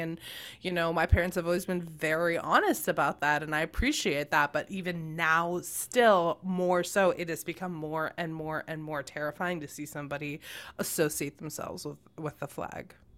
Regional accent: United States

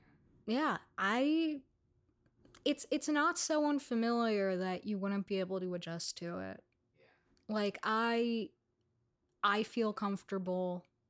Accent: New York City, New York, United States; of people who were actually from New York City because I was growing up alongside people who were also growing up in New York City.

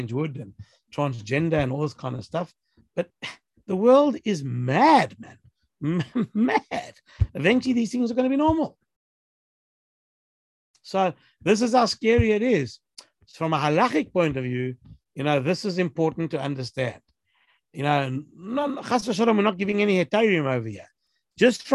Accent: Johannesburg, Gauteng, South Africa; moved away; when I was growing up in Joburg

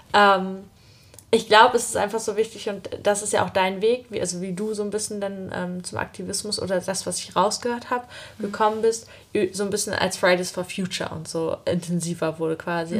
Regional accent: Usedom, Mecklenburg-Vorpommern, Germany; also born or lived in Greifswald; ich bin halt auf Usedom aufgewachsen

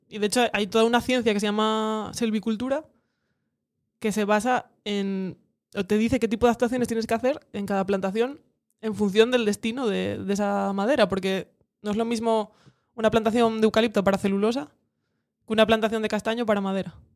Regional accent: Cudillero, Asturias, Spain; now in Gijón, Spain; soy de Cudillero

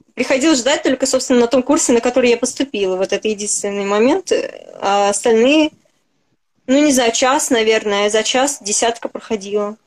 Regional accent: Moscow, Russia; я москвичка

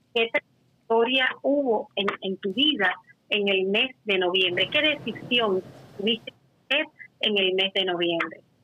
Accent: Cuba; también soy cubana

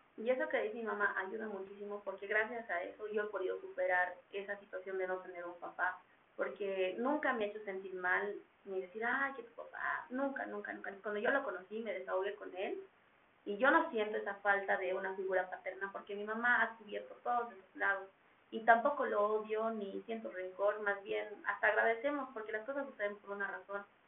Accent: Bolivia; hemos nacido en Bolivia

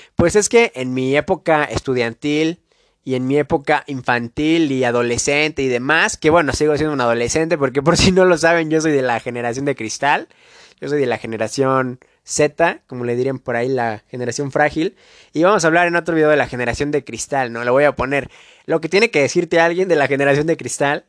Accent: Mexico; de donde yo soy, de México

